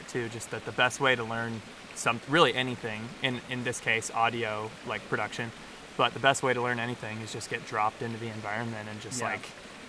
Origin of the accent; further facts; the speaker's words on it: Rogue River, Oregon, United States; also born or lived in Medford, Oregon / Ashland, Oregon; I grew up in Southern Oregon, and so, yeah, I've spent 23 years here.